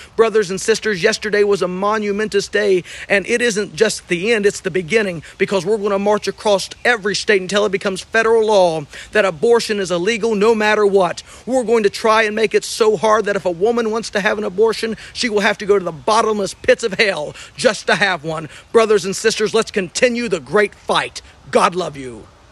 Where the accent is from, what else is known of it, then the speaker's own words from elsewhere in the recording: West Virginia, United States; in my home state of West Virginia